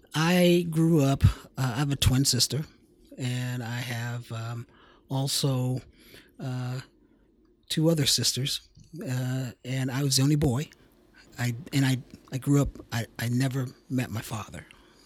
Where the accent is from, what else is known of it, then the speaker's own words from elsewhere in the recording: Washington, District of Columbia, United States; Washington, D.C.